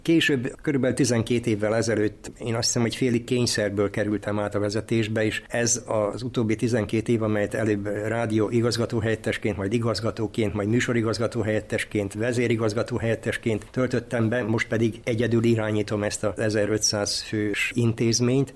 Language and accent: Hungarian; Zrenjanin, Vojvodina, Serbia; also born or lived in Skorenovac (Székelykeve); now in Novi Sad, Serbia; székelykevérről származom, de életem első részét nagybecskereken éltem